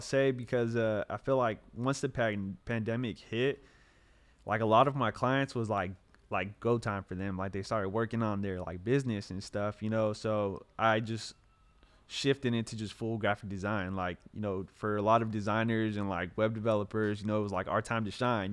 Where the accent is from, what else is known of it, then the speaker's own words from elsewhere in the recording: Clovis, California, United States; also born or lived in Hayward, California; I moved, uh, to Clovis when I was in, uh, third grade.